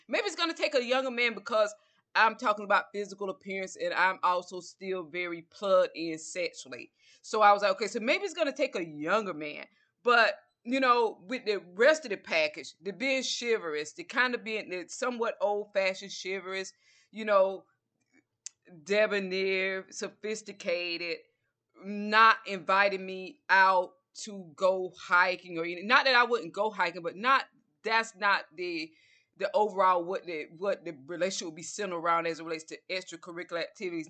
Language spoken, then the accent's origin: English; Georgia, United States; accent: southern; I'm from Georgia.